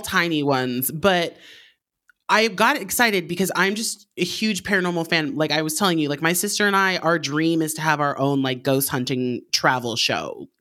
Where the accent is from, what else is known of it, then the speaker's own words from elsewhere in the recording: Alaska, United States; moved away; I'm from Alaska originally